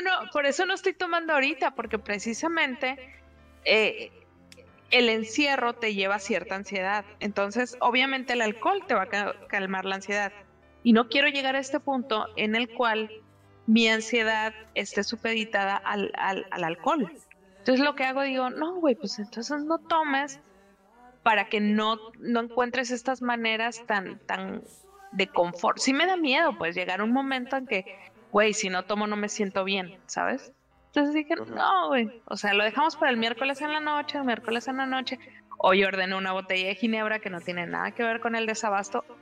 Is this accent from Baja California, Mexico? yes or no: yes; Mexicali, Baja California, Mexico; mi tierra